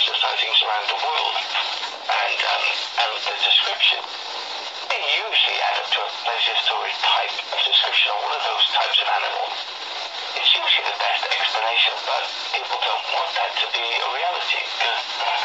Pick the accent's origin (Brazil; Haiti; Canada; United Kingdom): United Kingdom; Wales; I'm from Wales